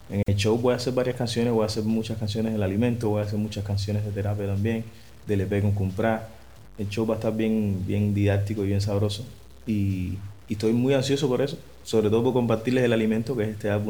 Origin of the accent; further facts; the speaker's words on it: Cuba; Hola, mi gente, ¿cómo están? ¿Cómo están?